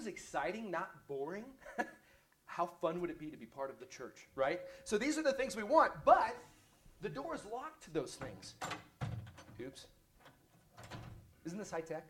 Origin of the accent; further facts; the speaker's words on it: United States; I'm American